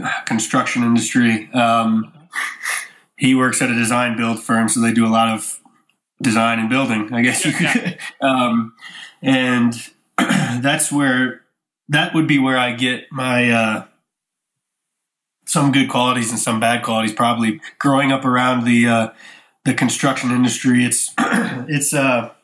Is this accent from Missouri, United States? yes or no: yes; St. Louis, Missouri, United States; I grew up in St. Louis, Missouri